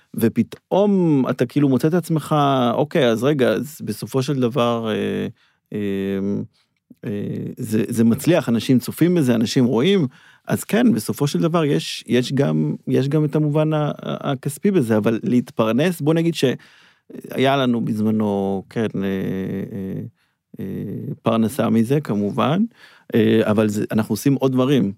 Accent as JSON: {"language": "Hebrew", "town": "Herzliya", "region": "Tel Aviv District", "country": "Israel", "tie": "born or raised there", "said": "גדלנו בהרצליה"}